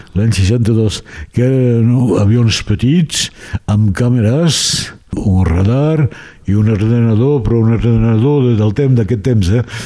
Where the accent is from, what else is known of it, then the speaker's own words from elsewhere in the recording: Perpignan, Occitania, France; jo he nascut al, a Xelem de Sant Louis